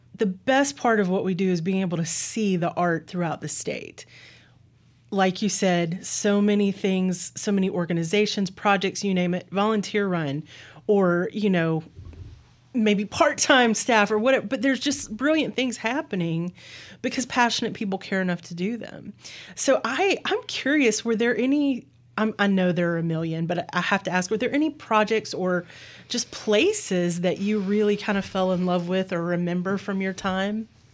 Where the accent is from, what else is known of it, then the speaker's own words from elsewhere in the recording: Clinton, Mississippi, United States; I grew up here. I grew up in Clinton